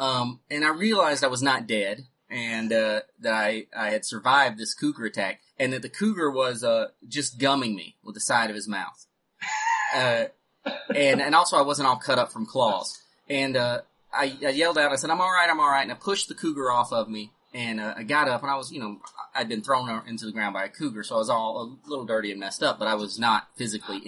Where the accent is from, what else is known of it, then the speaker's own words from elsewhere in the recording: North Carolina, United States; moved away as an adult; also born or lived in Missouri; when I was 18, I moved from North Carolina to Missouri